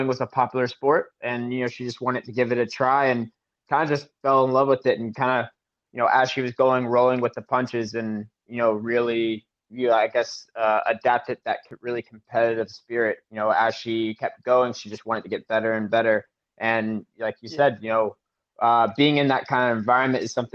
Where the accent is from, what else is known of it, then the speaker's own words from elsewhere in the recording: South Carolina, United States; I'm from South Carolina